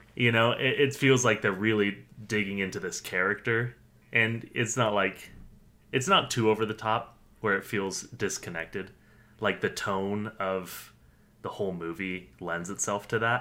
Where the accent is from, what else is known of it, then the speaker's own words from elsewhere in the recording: United States; as an American viewer